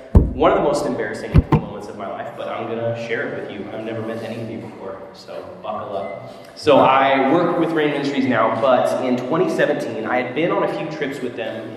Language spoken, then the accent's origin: English; Texas, United States; moved away as an adult; also born or lived in Arkansas; now in Minneapolis, United States; I am from Texas originally, but I met my wife in Arkansas, and we lived there for a while